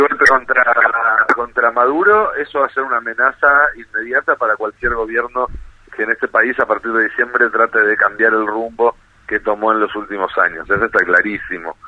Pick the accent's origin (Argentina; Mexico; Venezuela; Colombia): Argentina; nosotros como argentinos